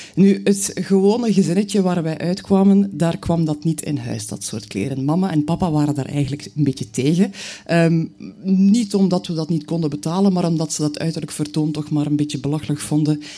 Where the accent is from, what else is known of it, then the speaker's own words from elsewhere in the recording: Knokke, Flanders, Belgium; now in Bruges, Belgium; ik ben geboren in Brugge, ik woon er nog steeds. Maar eigenlijk heb ik mijn jeugd doorgebracht aan zee. Mijn moeder was van knokken.